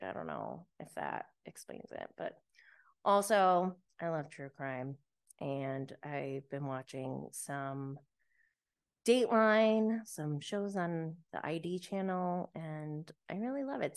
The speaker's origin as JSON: {"language": "English", "region": "New York", "country": "United States", "said": "I'm from New York"}